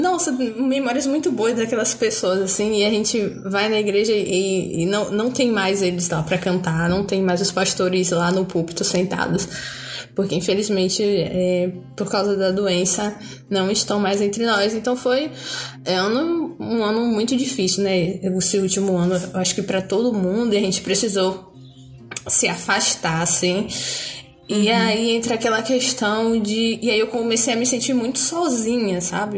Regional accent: Bahia, Brazil; eu sou baiana, aqui moro no sul da Bahia

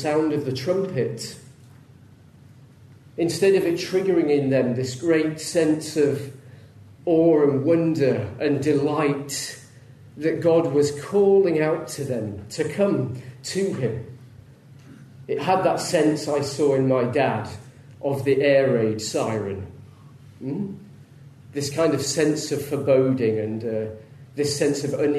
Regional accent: Leeds, Yorkshire and the Humber, United Kingdom; I grew up in Leeds, not far from Leeds

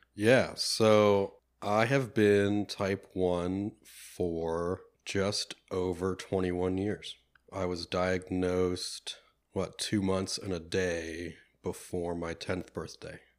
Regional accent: Penn Hills, Pennsylvania, United States; I grew up here in the Pittsburgh area, um, from the Penn Hills, uh, area as well

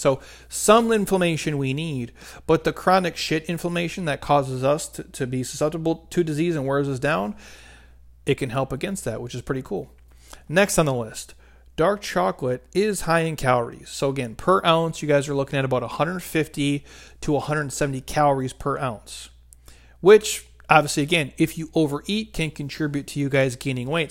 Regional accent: Midwest, United States; I'm from the Midwest.

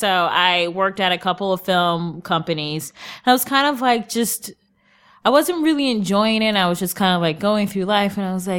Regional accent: Cleveland, Ohio, United States; now in New York, United States; Cleveland, Ohio.

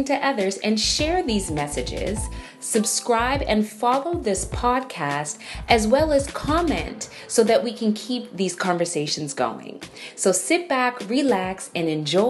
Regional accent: Toronto, Ontario, Canada; I come from Toronto, Canada

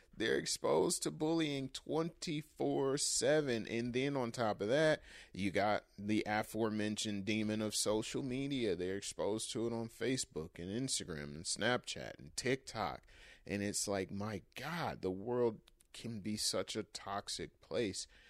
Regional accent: Michigan, United States; My home state of Michigan

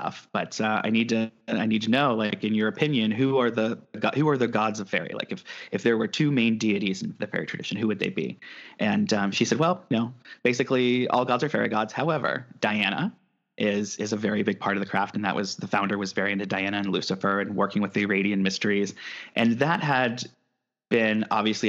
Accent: Midwest, United States; now in California, United States; I'm from the Midwest

